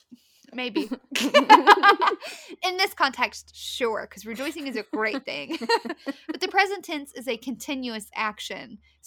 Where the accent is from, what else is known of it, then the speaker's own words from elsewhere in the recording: Appalachia, United States; accent: Appalachian; also born or lived in Southern Ohio; We don't even speak English. We speak Appalachian.